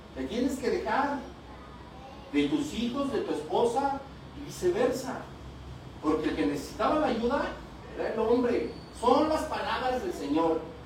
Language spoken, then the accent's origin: Spanish; Toluca, State of Mexico, Mexico; de México